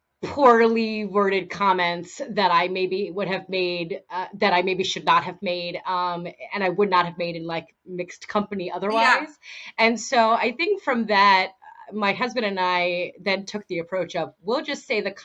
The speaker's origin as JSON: {"language": "English", "region": "East Coast", "country": "United States", "tie": "born or raised there", "moved": "as an adult", "lives_now": "Washington, United States", "said": "I grew up on the East Coast. I lived my whole life on the East Coast."}